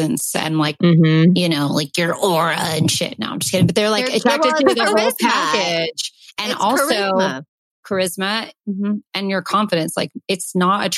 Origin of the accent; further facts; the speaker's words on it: Calabasas, California, United States; growing up in Calabasas